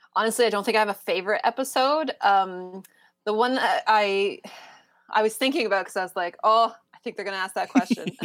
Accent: Canada; as a Canadian

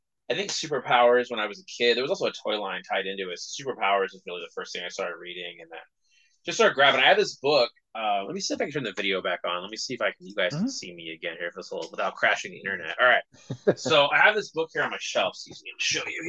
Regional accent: California, United States; I grew up in California

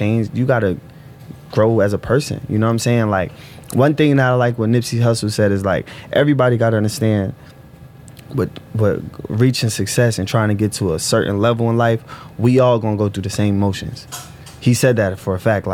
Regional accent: Newark, New Jersey, United States; I'm from Newark.

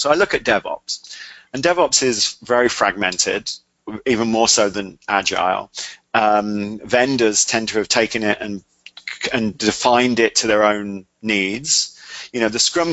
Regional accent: England, United Kingdom; I'm English

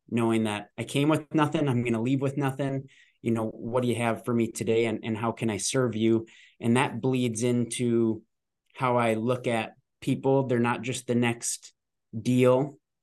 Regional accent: Minnesota, United States; I am born and raised in Minnesota

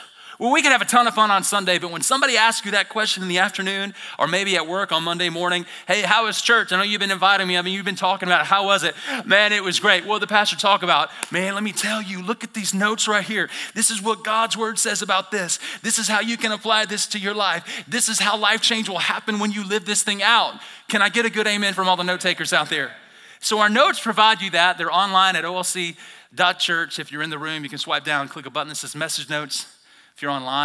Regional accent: Alabama, United States; moved away as an adult; now in Idaho, United States; I'm from Alabama originally, born and raised

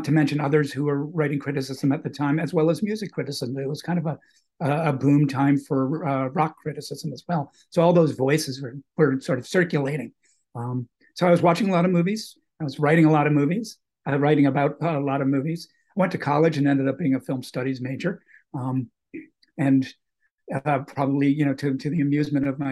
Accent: Boston, Massachusetts, United States; I was also lucky to be growing up in Boston at a time when the Revival movie house boom was going on

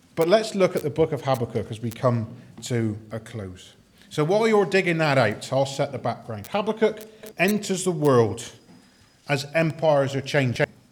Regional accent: United Kingdom; we're just British

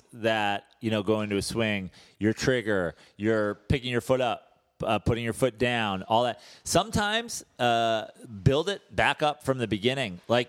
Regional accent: Oklahoma, United States; My issue is always like, I'm from Oklahoma. We don't have any professional sports teams.

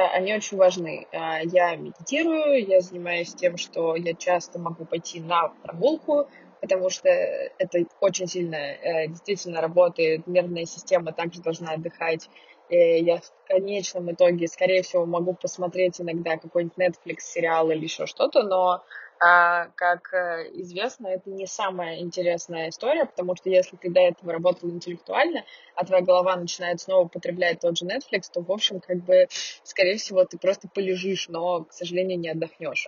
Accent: Saint Petersburg, Russia; also born or lived in Moscow; now in Yekaterinburg, Russia; я из э, Петербурга

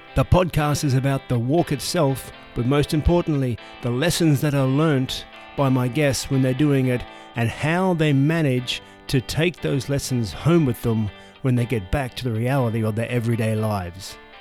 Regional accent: Australia; now in Santiago de Compostela, Spain; I'm an Australian who has relocated to Santiago de Compostela here in northwestern Spain

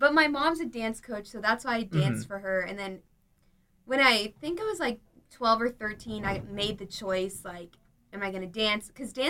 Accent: San Clemente, California, United States; I'm from San Clemente, which is in South Orange County.

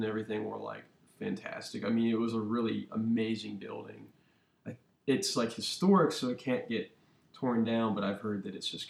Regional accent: Cincinnati, Ohio, United States; I'm definitely from Cincinnati. Went to school down in OTR at SCP, SCPA before, you know, the old one before it moved.

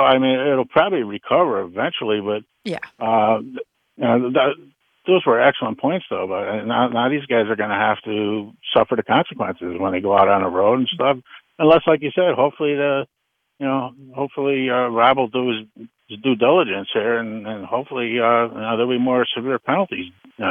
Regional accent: Connecticut, United States; accent: New England; I'm from Connecticut.

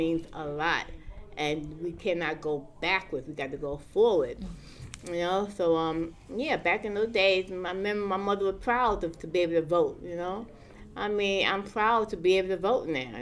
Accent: New York City, New York, United States; I grew up in Brownville

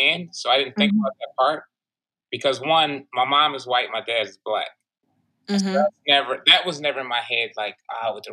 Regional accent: Highland Park, Michigan, United States; moved away as an adult; also born or lived in Detroit, Michigan; now in Washington, DC, United States; I was born in Detroit, Michigan, from Highland Park, Michigan, up until I was 18. Then I moved out here

